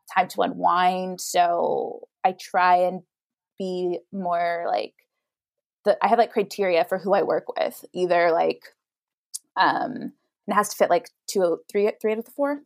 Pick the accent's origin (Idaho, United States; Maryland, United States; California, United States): Idaho, United States; moved away as an adult; now in New York, United States; I'm from Idaho originally